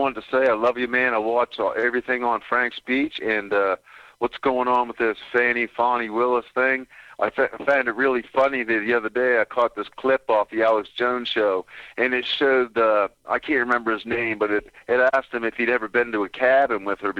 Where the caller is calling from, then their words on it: Nova Scotia, Canada; Hey, Will, how you doing? … I'm calling from Nova Scotia, Canada.